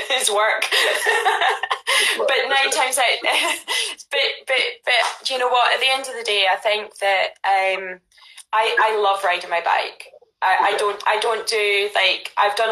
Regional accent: Ayrshire, Scotland, United Kingdom; moved away as an adult; also born or lived in Glasgow; now in London, United Kingdom; I was born in Glasgow, grew up in Ayrshire, went to university in Glasgow, and then moved to London

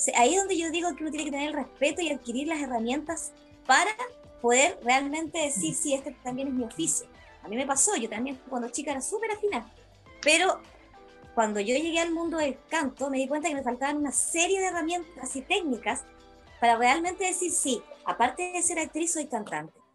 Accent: Valparaíso, Chile; moved away; yo soy oriunda de Valparaíso

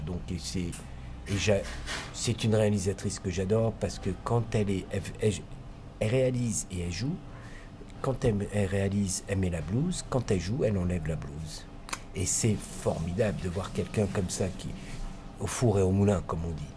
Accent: France; Nous sommes des Français arrivant chez Deluxe à Londres

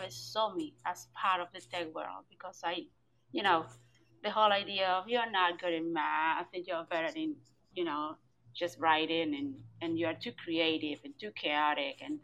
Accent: Cuba; I'm joining from Cuba, my beautiful and surreal island.

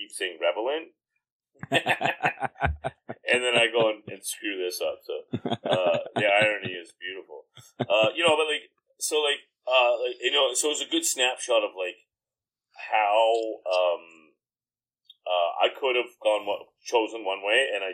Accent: Comox, British Columbia, Canada; I grew up in Comox, which is like predominantly a pretty, very upper middle class

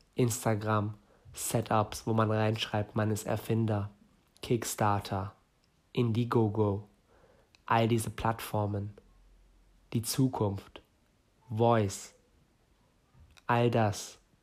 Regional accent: Northern Germany, Germany; komme aus Norden Deutschlands, bin hier geboren, aber gebürtig Iraner

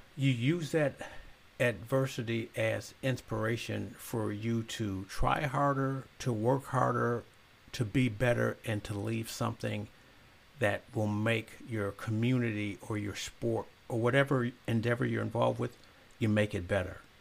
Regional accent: Zion, Illinois, United States; moved away; Not only did I move back to Zion, I became the mayor and I live in the house I grew up

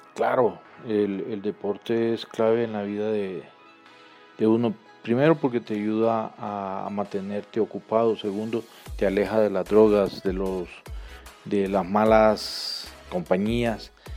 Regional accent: El Salvador; moved away as an adult; now in Colombia; soy salvadoreño, tengo 54 años

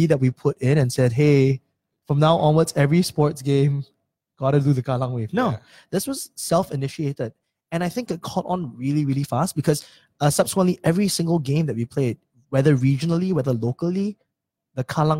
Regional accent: Singapore; I'm doing a podcast about being Singaporean.

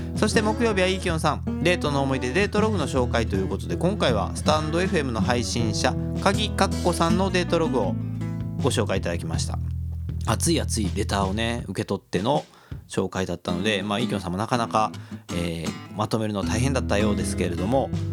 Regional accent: Kobe, Hyogo, Japan; 神戸っ子

